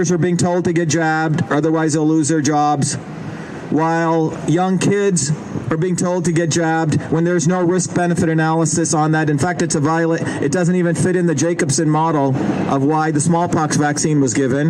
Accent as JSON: {"language": "English", "country": "India", "tie": "born or raised there", "moved": "yes", "lives_now": "United States", "said": "I grew up in India"}